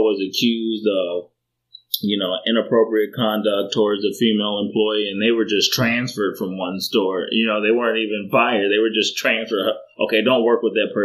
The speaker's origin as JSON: {"language": "English", "town": "Chicago", "region": "Illinois", "country": "United States", "tie": "born or raised there", "said": "growing up in Chicago, it's one of those things where it was a rough area"}